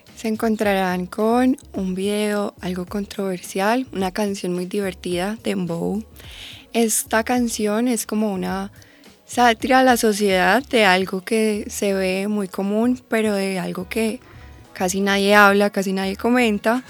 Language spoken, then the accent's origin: Spanish; Medellín, Antioquia, Colombia; yo soy de Medellín